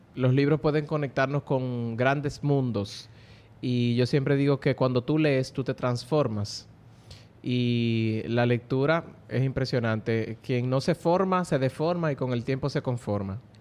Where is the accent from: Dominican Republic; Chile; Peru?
Dominican Republic